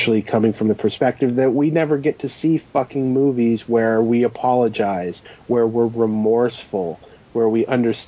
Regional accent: United States; Being an American

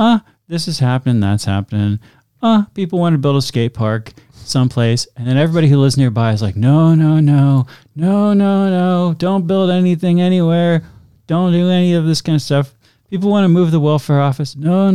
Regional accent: Worcester, Massachusetts, United States; no, I'm from Worcester. We don't do that. Not today.

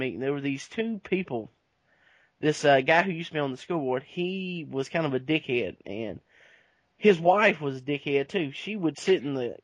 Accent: Cowan Falls, Georgia, United States; my hometown, Cowan Falls

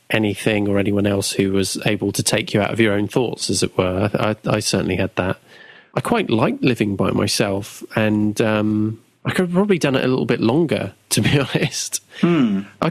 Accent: Southampton, South East England, United Kingdom; I've only ever been in Southampton. So I haven't relocated.

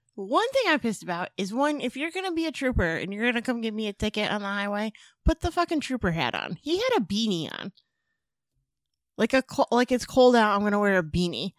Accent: Springfield, Massachusetts, United States; I'm from Springfield

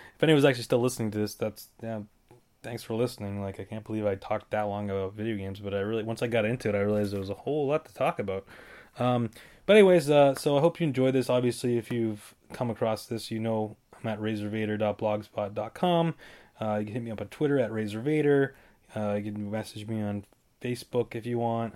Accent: Davenport, Iowa, United States; Davenport, Iowa all the way

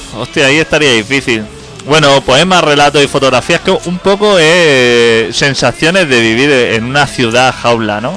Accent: Catalonia, Spain

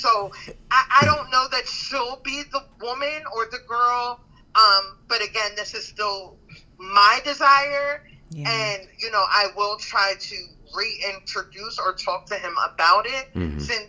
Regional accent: New Jersey, United States; now in Philadelphia, United States; I live in Philly, but I'm from Jersey.

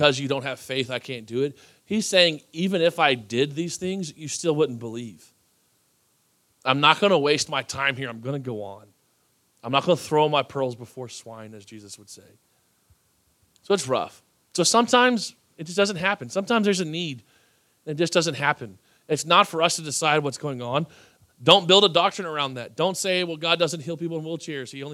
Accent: Texas, United States; I'm from Texas

